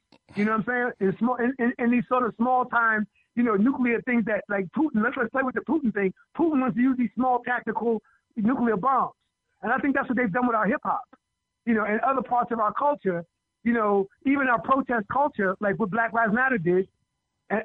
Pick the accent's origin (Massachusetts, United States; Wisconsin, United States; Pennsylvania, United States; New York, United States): New York, United States; I'm a New Yorker that loves Philly.